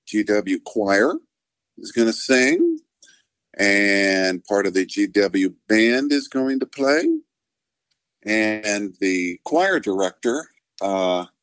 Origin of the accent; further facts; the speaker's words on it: Denver, Colorado, United States; growing up in Denver